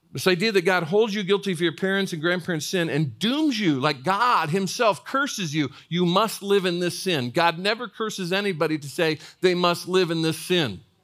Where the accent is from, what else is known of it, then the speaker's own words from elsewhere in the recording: northern Indiana, United States; moved away as an adult; I grew up in northern Indiana, about an hour and a half out of Chicago